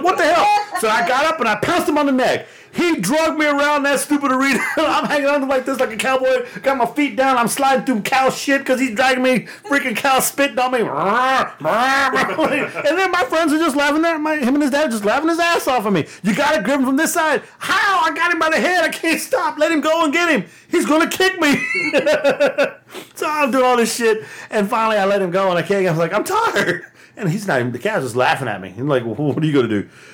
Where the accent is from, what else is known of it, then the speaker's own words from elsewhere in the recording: Texas, United States; I'm from Texas